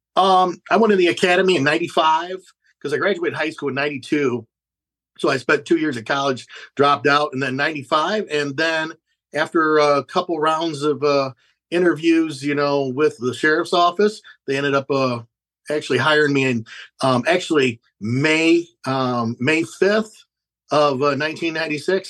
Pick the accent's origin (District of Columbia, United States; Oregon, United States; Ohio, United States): Ohio, United States; Fremont; i grew up in fremont ohio which is uh, northwest ohio